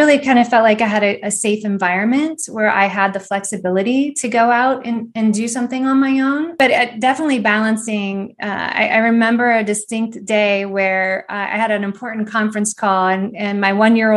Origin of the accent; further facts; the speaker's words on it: Northeast Ohio, United States; moved away as an adult; now in Atlanta, United States; I'm from Northeast Ohio originally, and I moved down to Atlanta in about 2001